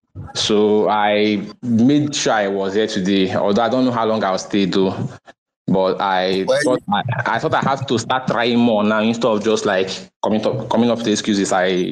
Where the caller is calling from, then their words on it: Owerri, Imo, Nigeria; Okay, I'm actually speaking